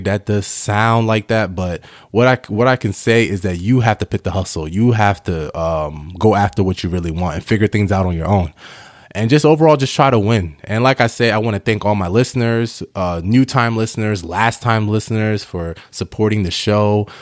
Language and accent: English; New York, United States; also born or lived in Ghana; I'm Ghanaian, but I was born in New York